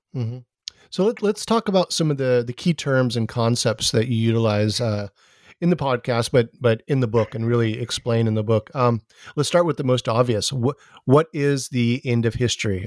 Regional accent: Hawaii, United States; I'm from Hawaii

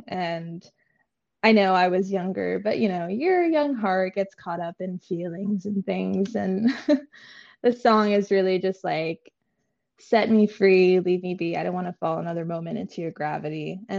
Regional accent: New York, United States; Cheesy pizza, and it might be because I'm from New York, but I don't know.

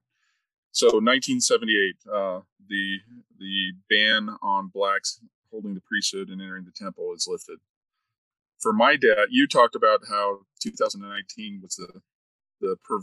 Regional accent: Arizona, United States; moved away as an adult; also born or lived in Utah; growing up in Arizona, I had never experienced being on the receiving end of racism until I moved to Utah

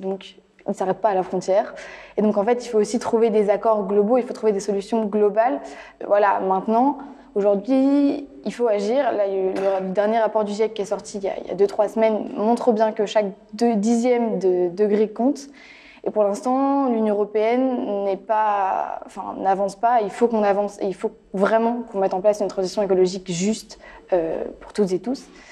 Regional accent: near Nantes, Pays de la Loire, France; je viens des Pays de la Loire, voilà, à côté de Nantes, Rennes

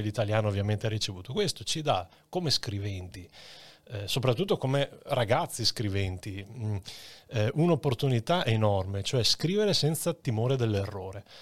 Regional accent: Padua, Veneto, Italy; conoscevo da Padovano bene

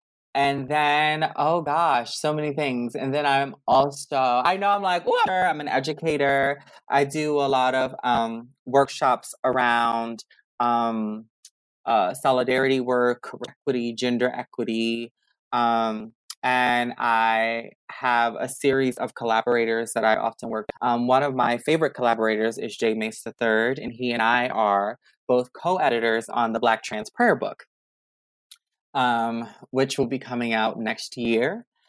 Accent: Baltimore, Maryland, United States; now in Washington, D.C., United States; Hey, everybody. I am originally from Baltimore, Maryland, and I now call DC home.

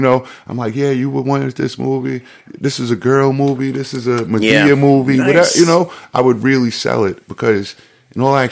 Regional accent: New York City, New York, United States; now in Las Vegas, United States; I'm from New York City

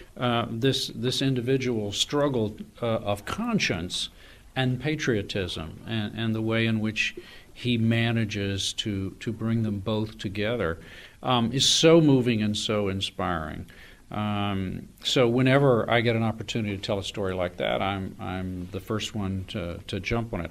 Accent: Austin, Texas, United States; also born or lived in North Carolina; I am a Tar Heel by birth, uh, but a Texan by adoption. I grew up in Austin

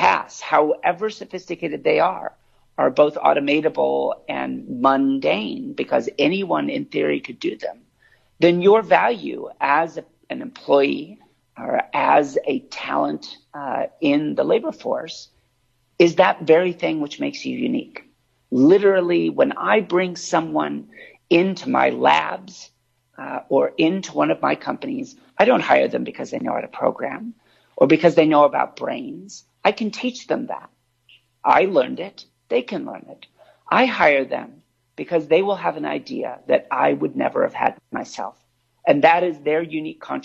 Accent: California, United States; I was born in California on the coast

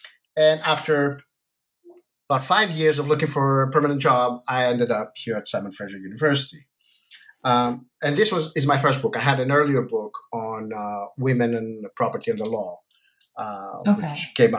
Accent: Athens, Attica, Greece; English is a second language; now in United States; So I'm originally Greek from Athens, but I did all my studies in the United States.

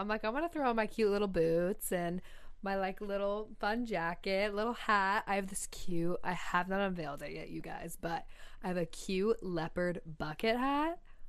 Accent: Seattle, Washington, United States; moved away as an adult; also born or lived in Los Angeles; I mean, I grew up in Seattle, right?

